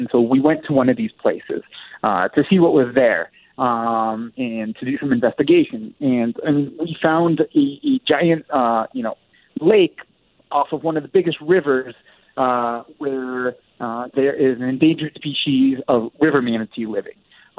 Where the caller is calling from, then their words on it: Medellin, Antioquia, Colombia; I'm calling from Medellin, Colombia, where it is basically paradise the entire year.